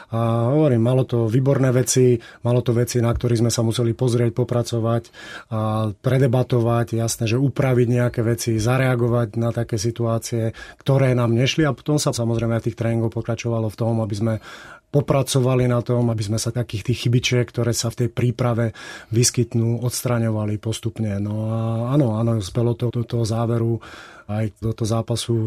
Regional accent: Kysuce, Žilina Region, Slovakia; also born or lived in Košice; som sa tam síce narodil, ale dá sa povedať, že som vyrastal na Kisuciach, Otec je Žilinčan

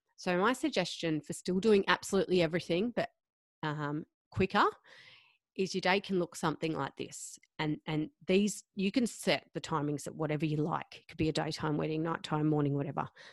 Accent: Gold Coast, Queensland, Australia; moved away; also born or lived in Perth; I'm from the Gold Coast and we were living in Perth

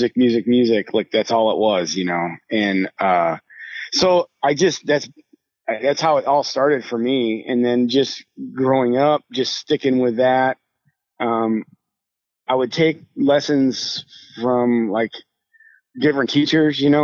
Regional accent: Rochester, New York, United States; moved away as an adult; now in Nashville, United States; I grew up in just outside of Rochester, New York, and actually lived there until about 2 years ago when I moved to Nashville

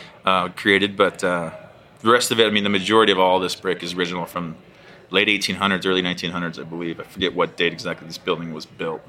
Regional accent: Fort Collins, Colorado, United States; I grew up in Fort Collins

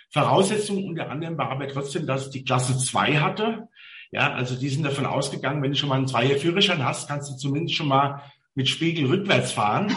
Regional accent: Mainz, Rhineland-Palatinate, Germany; also born or lived in Ingelheim; now in Bingen, Germany; ich bin gebürtiger Mainzer

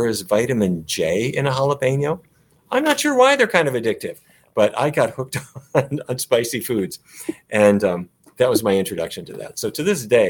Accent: Fargo, North Dakota, United States; I grew up in Fargo

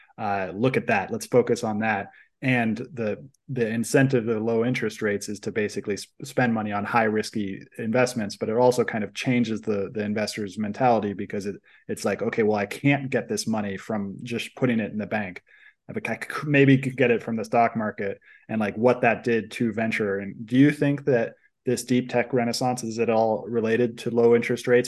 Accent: Silicon Valley, California, United States; I grew up in Silicon Valley in a family that does investment

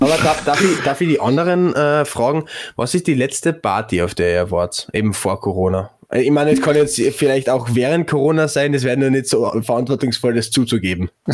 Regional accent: Klagenfurt, Carinthia, Austria; ich bin Klagenfurter. Da lege ich großen Wert drauf, äh, dass ich kein Villacher bin

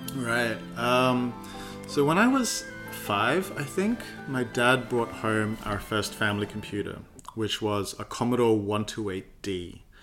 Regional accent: Adelaide, South Australia, Australia; moved away as an adult; also born or lived in United Kingdom; now in Melbourne, Australia; growing up in Adelaide, uh, Australia

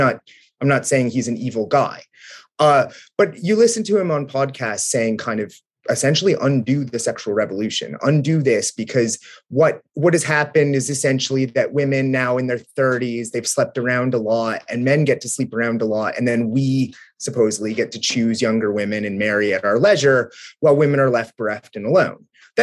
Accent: Southwestern Ohio, United States; the conservatism that I grew up in Southwestern Ohio around

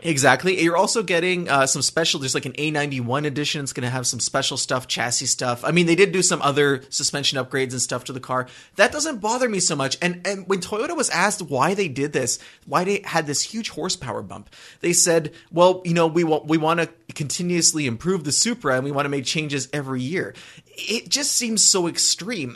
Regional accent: southern Quebec, Canada; I grew up near Vermont, near the Vermont border in southern Quebec.

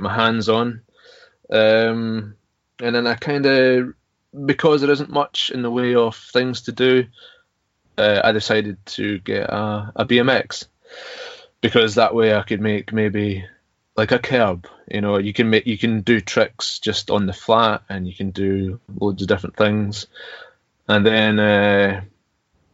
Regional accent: Stornoway, Scotland, United Kingdom; now in Lochgilphead, United Kingdom; I was born in Stornoway in the Isle of Lewis, which is in the middle of nowhere, basically. But I live in a place called, or just outside Loch Gilphead in Argyll on the west coast

